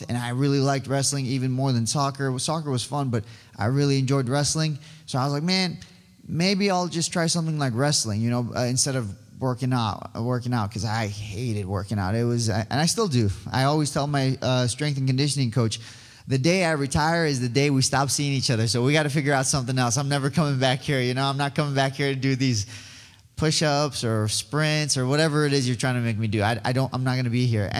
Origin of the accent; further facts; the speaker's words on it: Iran; now in Yorba Linda, United States; I was born in Iran. I am Assyrian